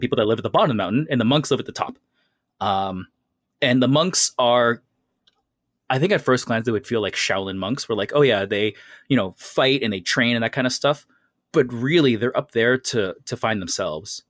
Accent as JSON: {"language": "English", "country": "Canada", "tie": "born or raised there", "said": "growing up in North America and Canada"}